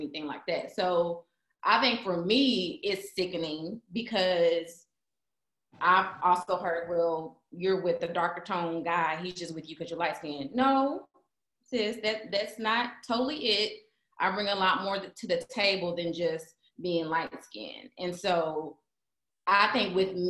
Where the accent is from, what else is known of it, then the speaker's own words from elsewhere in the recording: Mississippi, United States; I grew up in Mississippi